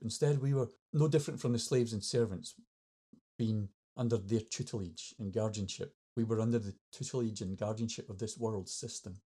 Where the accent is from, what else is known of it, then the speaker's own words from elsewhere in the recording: Scotland, United Kingdom; I'm Scottish